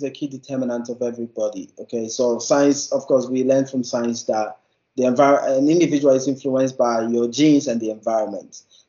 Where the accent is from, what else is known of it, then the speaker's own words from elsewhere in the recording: Ghana; moved away as an adult; So I did my undergrad in Ghana. So I'm from Ghana. I did my undergrad in Ghana in biological sciences.